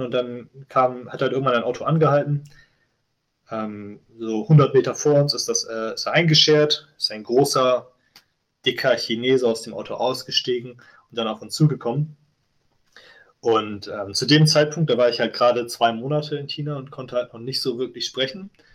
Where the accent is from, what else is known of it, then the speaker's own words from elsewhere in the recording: Germany; an meiner Heimatstadt in Deutschland